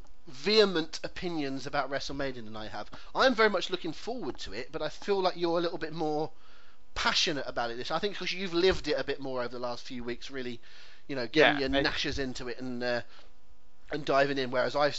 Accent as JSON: {"language": "English", "area": "Devon", "region": "South West England", "country": "United Kingdom", "said": "I'm a Devonian"}